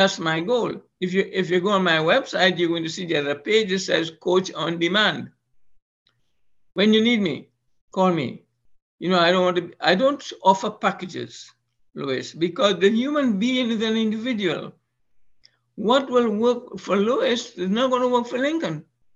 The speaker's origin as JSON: {"language": "English", "country": "Trinidad & Tobago", "moved": "yes", "said": "Trinidad and Tobago, my home country"}